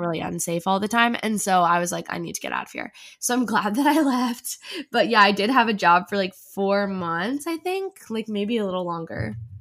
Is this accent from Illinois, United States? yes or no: no; New Jersey, United States; now in New York City, United States; I'm originally from New Jersey, but I live in New York City now